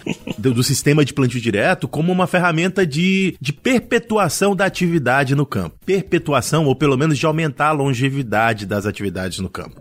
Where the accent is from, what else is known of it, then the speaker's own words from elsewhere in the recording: Paragominas, Pará, Brazil; also born or lived in Belém; Eu sou de Belém, eu sou de, do Pará, eu sou de Paragominas